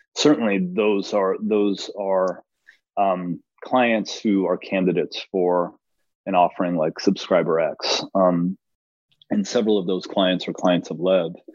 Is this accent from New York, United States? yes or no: no; Los Angeles, California, United States; I am from Los Angeles